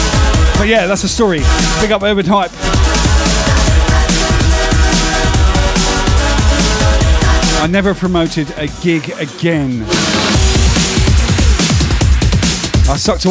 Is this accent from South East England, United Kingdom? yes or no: yes; Southampton, South East England, United Kingdom; I come from Southampton, so in the next suburb from me